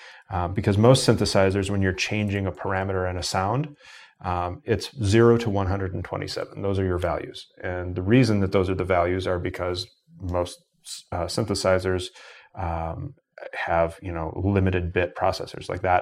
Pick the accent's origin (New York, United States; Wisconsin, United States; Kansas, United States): Wisconsin, United States; So I grew up in Wisconsin, so we have the reciprocity thing with our university systems